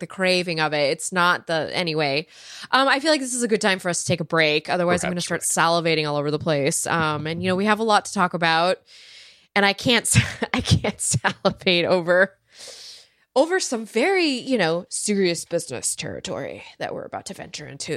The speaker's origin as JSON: {"language": "English", "area": "Silicon Valley", "region": "California", "country": "United States", "tie": "born or raised there", "said": "I grew up in Silicon Valley"}